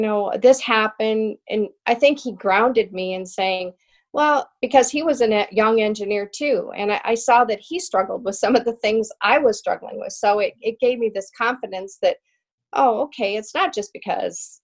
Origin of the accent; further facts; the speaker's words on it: the West, United States; me growing up in the West and growing up on horses